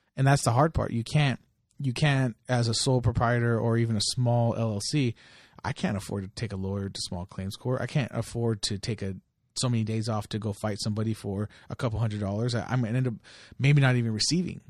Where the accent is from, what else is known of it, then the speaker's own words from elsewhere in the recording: Delano, California, United States; moved away; I lived in Delano, I grew up there